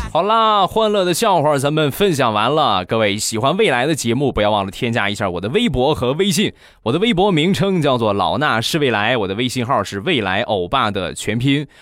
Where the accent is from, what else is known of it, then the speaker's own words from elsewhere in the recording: Rizhao, Shandong, China; 我家乡的特产，日照绿茶